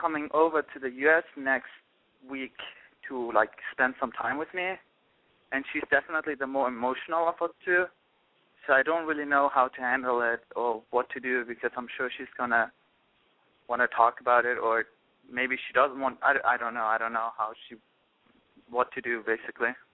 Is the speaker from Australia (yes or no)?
no; Germany; now in Atlanta, United States; I grew up in Germany